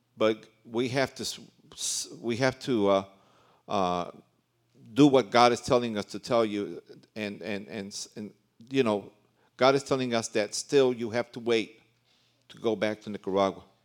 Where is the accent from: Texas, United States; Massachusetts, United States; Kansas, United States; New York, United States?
New York, United States; New York City; also born or lived in Puerto Rico (ancestry); now in Central America; I was born in New York City, and my parents are Puerto Rican, but I've been in Central America ever since nineteen seventy-five